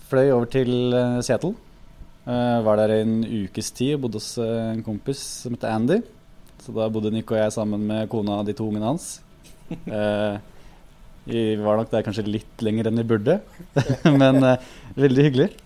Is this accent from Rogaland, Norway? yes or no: no; Krokstadelva, Buskerud, Norway; ja, altså nærme Krokstadelva. Jeg vokste opp